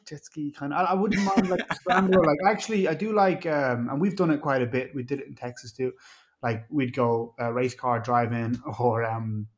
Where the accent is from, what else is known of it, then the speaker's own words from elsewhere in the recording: Ireland; also born or lived in Mexico; now in Florida, United States; I'm from Ireland